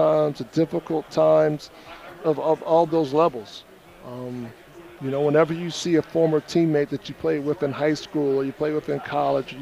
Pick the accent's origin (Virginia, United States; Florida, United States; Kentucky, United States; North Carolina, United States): North Carolina, United States; Greensboro; I grew up in Greensboro.